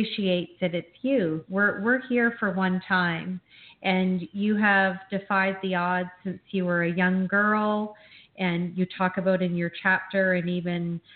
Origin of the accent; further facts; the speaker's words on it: Canada; I grew up in Canada